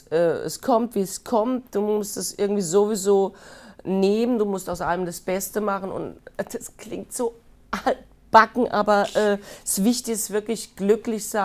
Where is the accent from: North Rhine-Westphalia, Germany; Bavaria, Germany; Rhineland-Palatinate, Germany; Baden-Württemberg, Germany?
Baden-Württemberg, Germany; aber das Badener Land ist meine Heimat.